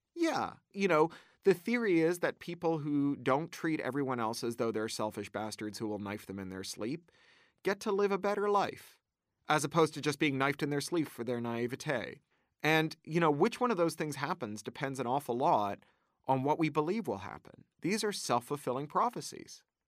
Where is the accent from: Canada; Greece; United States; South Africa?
Canada; moved away as an adult; also born or lived in United Kingdom; I grew up in Canada, which has a robust arts funding, uh, regime